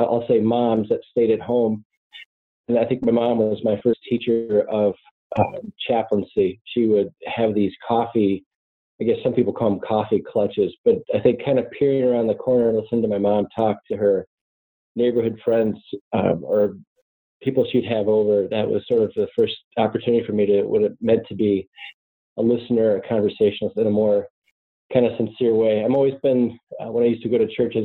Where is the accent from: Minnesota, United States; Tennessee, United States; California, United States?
Minnesota, United States; suburbs of Minneapolis; I'm just a kid from the upper Midwest. I grew up in the suburbs of the Minneapolis area